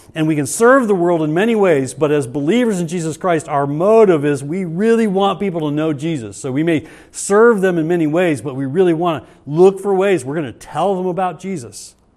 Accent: United States; God has blessed us richly as an American culture

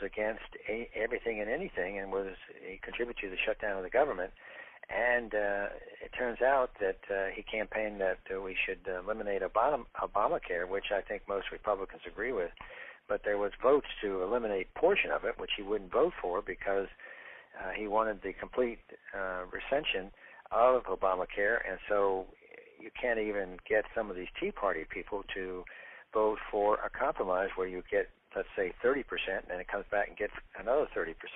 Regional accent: Ocala, Florida, United States; in north central Florida, in my hometown of Ocala, Florida

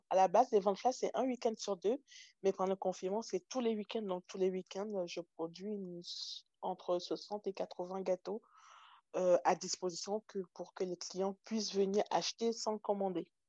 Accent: France; also born or lived in Togo; quand on est arrivé en France

